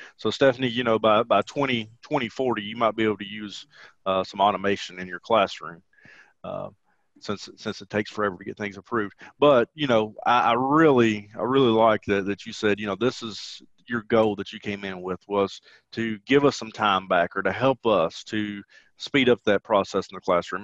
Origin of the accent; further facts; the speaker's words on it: the South, United States; accent: southern twang; have a southern twang about me